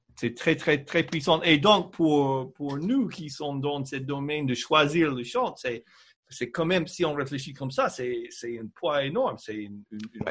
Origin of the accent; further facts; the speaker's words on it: United States; French is a second language; moved away; en tant qu'Américaine